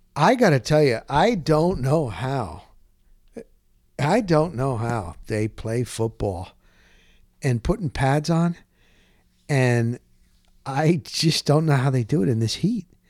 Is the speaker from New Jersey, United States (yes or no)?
yes; Dover, New Jersey, United States; moved away as an adult; I'm from Morris County, New Jersey. Grew up in a small town called Dover.